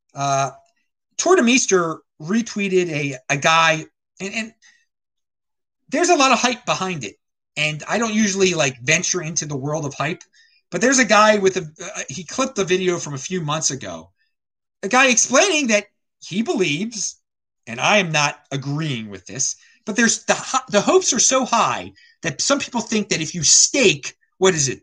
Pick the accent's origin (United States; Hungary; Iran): United States; as an American